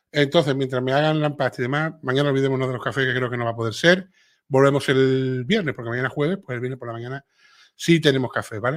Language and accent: Spanish; Cuba; te digo, yo soy cubana y mis amigos españoles se ríen mucho con mis dicharachos y mi forma de hablar.